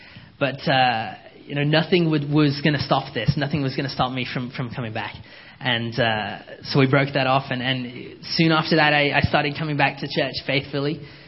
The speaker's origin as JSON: {"language": "English", "country": "Canada", "tie": "born or raised there", "also_born_or_lived": "England", "said": "So I grew up, we came from England in 98 and came to Canada."}